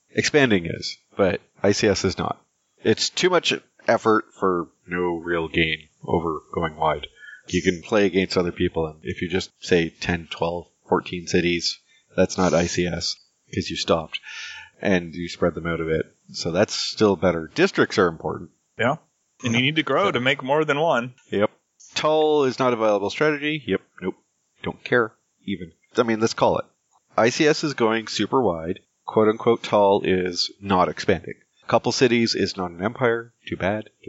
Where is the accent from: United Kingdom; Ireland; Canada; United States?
Canada; Yeah, but me being Canadian, I actually don't really want their take on Canada